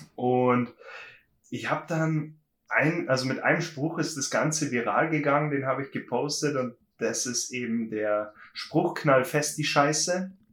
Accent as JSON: {"language": "German", "area": "Berchtesgadener Land", "region": "Bavaria", "country": "Germany", "said": "ich komme aus dem schönen Berchtesgadener Land, also ganz südlich, bin schon mhm. fast in Österreich"}